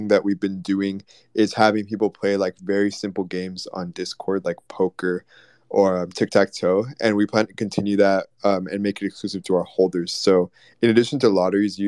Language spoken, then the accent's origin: English; Texas, United States; we're from Texas